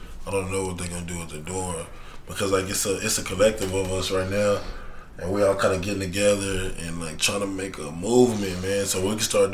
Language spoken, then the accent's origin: English; Lockhart, Texas, United States; I grew up in Lockhart and it wasn't shit